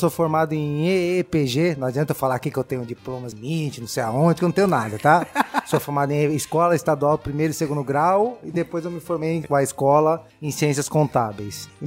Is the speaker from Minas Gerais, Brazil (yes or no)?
no; São Paulo, Brazil; eu sou nascido e criado em São Miguel Paulista, na Zona Leste de São Paulo.